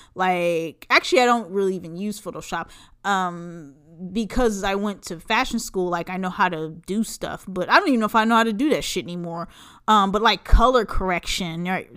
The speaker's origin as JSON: {"language": "English", "region": "Southern California", "country": "United States", "tie": "born or raised there", "said": "I grew up in Southern California"}